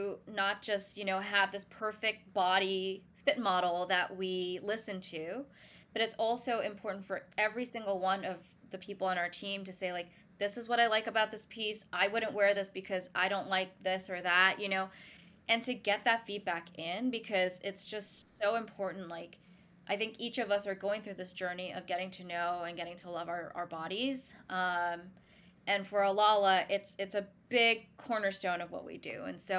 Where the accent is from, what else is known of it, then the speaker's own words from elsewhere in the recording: New York, United States; And being a New Yorker too, like, I wear so much black.